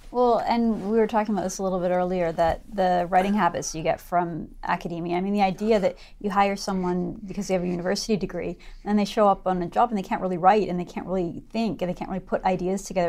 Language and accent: English; Vancouver, British Columbia, Canada; also born or lived in Alberta; I grew up in Vancouver on the West Coast, but I went to school in Alberta.